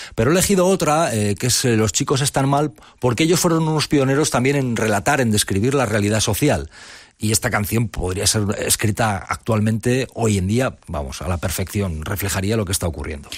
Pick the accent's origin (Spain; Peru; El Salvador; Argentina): Spain; Ágreda, Castile and León; Yo soy de Ágreda, que es un pueblo del Moncayo muy cercano a Navarra